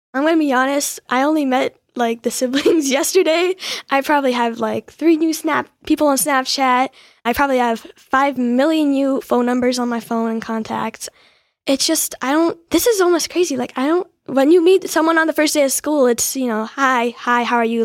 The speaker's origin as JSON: {"language": "English", "region": "New Jersey", "country": "United States", "said": "I'm from New Jersey"}